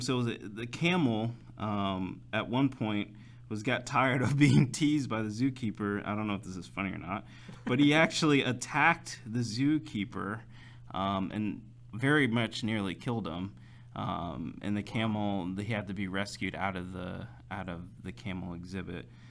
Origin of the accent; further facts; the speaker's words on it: United States; since being American